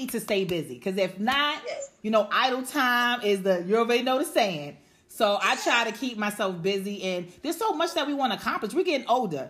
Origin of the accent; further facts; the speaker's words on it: New York City, New York, United States; we're from the Bronx